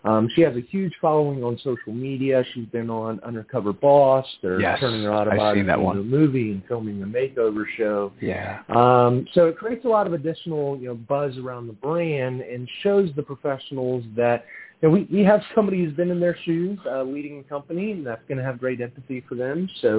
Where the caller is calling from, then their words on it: Atlanta, Georgia, United States; I'm actually calling from Atlanta, Georgia